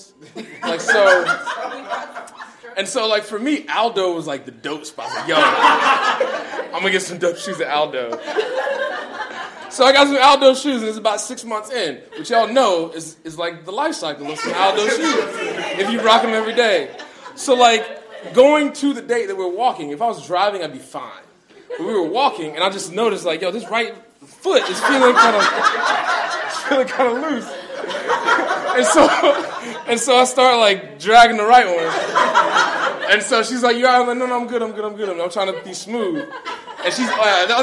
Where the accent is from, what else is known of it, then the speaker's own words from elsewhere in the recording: Charlotte, North Carolina, United States; I'm from Charlotte, North Carolina